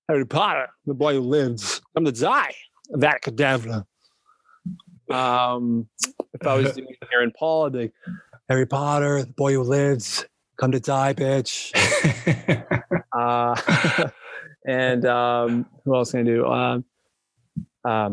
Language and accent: English; Canada; being a Canadian TikToker